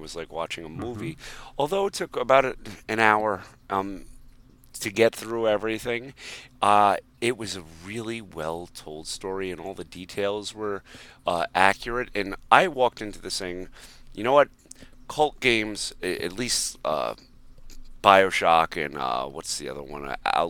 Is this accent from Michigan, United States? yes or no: no; Montana, United States; Yeah, absolutely, to Montana.